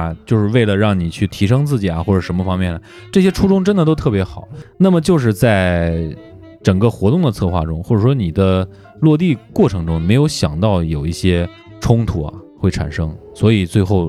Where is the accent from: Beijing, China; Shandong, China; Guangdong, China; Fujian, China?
Beijing, China; 那个人家确实我是一口土话，我是北京的